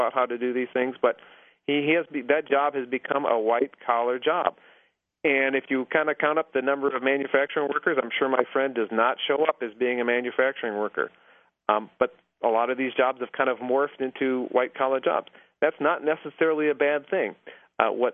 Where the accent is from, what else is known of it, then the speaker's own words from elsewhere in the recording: Mossville, Illinois, United States; moved away; I'm from a small town just outside of Peoria called Mossville, Illinois